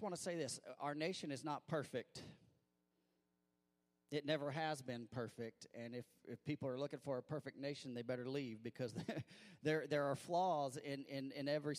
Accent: Missouri, United States; growing up in Missouri

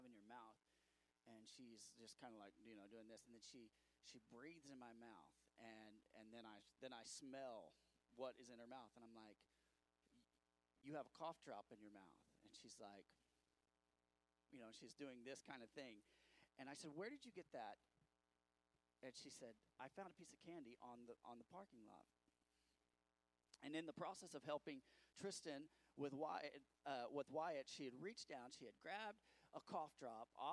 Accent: United States; I'm an American

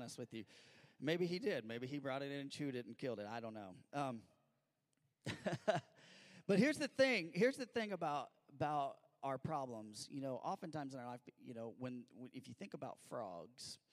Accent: Missouri, United States; I grew up in Missouri

